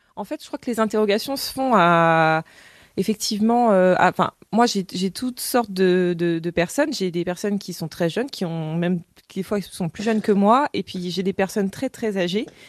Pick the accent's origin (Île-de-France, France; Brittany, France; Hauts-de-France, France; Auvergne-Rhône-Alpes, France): Brittany, France; Cléguérec; j'ai grandi à Cléguérec